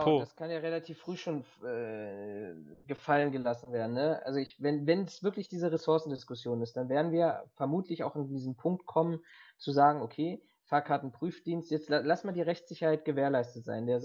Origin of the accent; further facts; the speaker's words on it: Berlin, Germany; Ich bin ja auch Berliner